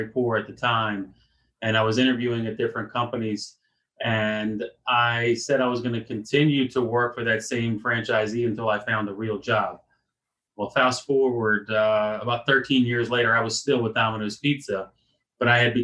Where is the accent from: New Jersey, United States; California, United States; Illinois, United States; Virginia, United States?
Virginia, United States; the town I grew up in Virginia